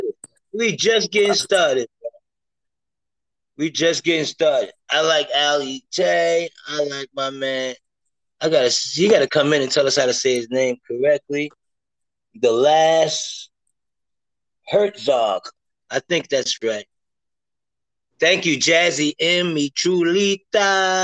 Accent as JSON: {"language": "English", "town": "New York City", "region": "New York", "country": "United States", "tie": "born or raised there", "also_born_or_lived": "Harlem", "said": "You know I grew up in the Heights, baby girl."}